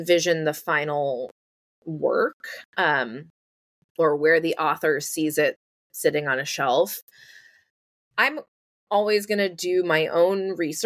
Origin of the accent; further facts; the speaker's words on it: New York City, New York, United States; I grew up in New York City